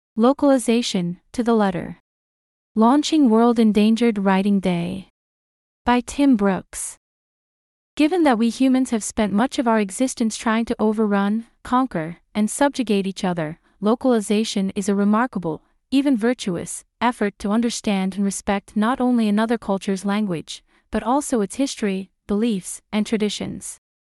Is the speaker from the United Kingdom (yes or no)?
yes; United Kingdom; as a Brit